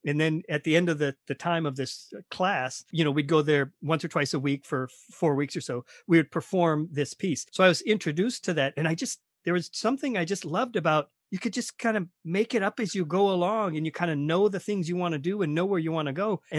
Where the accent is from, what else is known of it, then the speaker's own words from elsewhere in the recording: Minnesota, United States; I'm from Minnesota. We went to high school together.